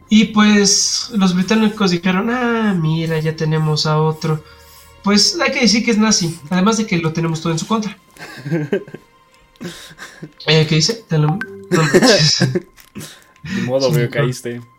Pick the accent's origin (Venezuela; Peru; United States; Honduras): United States; now in Mexico; yo soy de Estados Unidos y mi sangre es europea, pero mi cara dice que soy más mexicano que el taco.